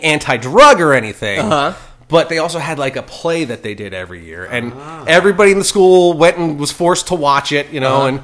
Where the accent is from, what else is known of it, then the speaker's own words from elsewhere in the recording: Ocean County, New Jersey, United States; moved away; I'm from New Jersey